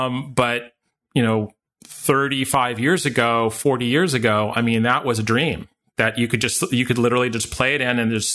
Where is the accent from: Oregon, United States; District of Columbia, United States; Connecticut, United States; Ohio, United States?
District of Columbia, United States; Washington; also born or lived in New York City; because I was born in New York City, but I grew up in Washington, D.C.